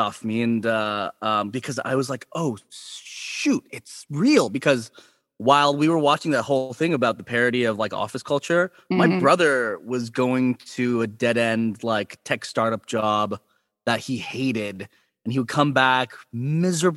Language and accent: English; San Jose, California, United States; I'm from San Jose, California